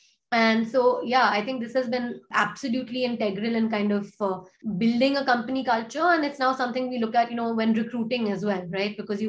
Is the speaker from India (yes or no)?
yes; India; I grew up partly in India, partly outside of India. I wanted to build something in my country, right?